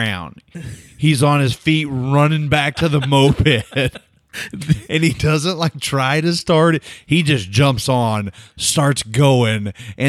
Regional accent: Oklahoma, United States; I had no idea. I'm from Oklahoma. Like, I don't know that shit.

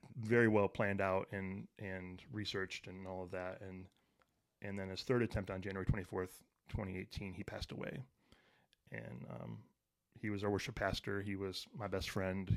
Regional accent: Detroit, Michigan, United States; I grew up in Detroit

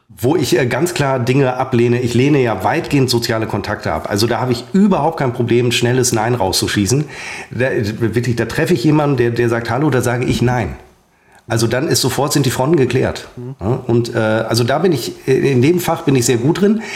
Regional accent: Münster, North Rhine-Westphalia, Germany; moved away; waren wir dann in Hiltrup. Das ist der, mein Geburtsort, ein Vorort von äh, von Münster

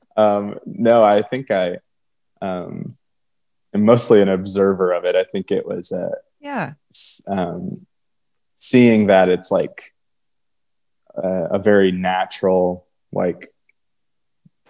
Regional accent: Michigan, United States; also born or lived in Texas; now in Nashville, United States; I'm from Michigan and I live in Nashville

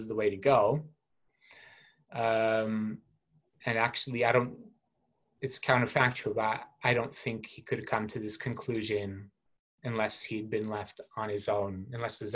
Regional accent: Calgary, Alberta, Canada; my hometown police in Calgary

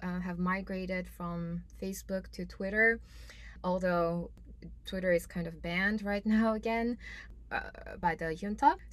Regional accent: Myanmar; moved away; Myanmar is home. It's where I grew up most of my life.

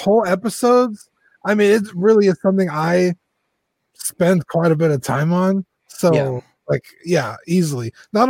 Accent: San Antonio, Texas, United States; We're from San Antonio.

